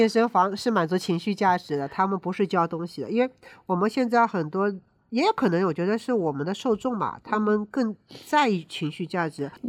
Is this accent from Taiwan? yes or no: no; China; 那我觉得是跟我们中国人的运动意识有关